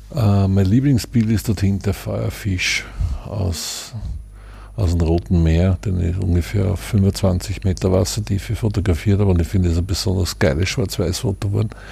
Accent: Vienna, Austria; aus der Ecke der Stadt, wo ich herkomme, im 9. Bezirk.

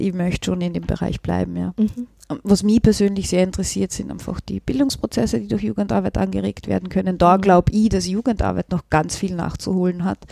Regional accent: Völkermarkt, Carinthia, Austria; now in Vienna, Austria; meine Heimatstadt Völkermarkt

